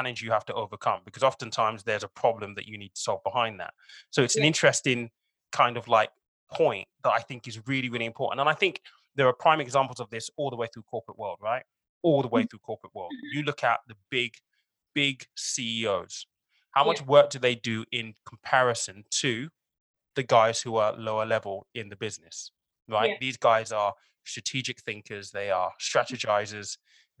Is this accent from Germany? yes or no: no; Nigeria; I'm Nigerian